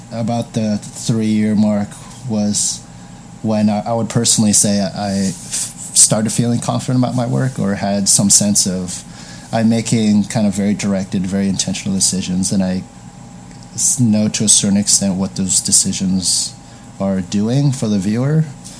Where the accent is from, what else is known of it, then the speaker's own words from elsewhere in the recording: East Bay, San Francisco Bay Area, California, United States; moved away as an adult; also born or lived in Dublin, California / Pleasanton, California / Chicago; now in Los Angeles, United States; I grew up in the Bay Area